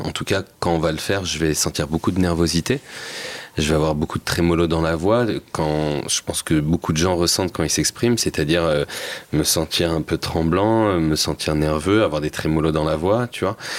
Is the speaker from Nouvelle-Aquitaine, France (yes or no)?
no; Seine-Saint-Denis, Île-de-France, France; moi, je venais de Seine-Saint-Denis